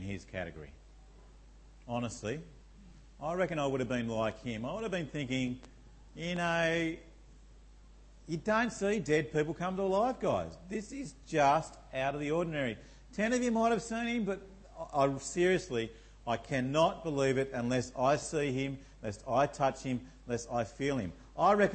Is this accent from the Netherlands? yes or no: no; Tasmania, Australia; I come from Tasmania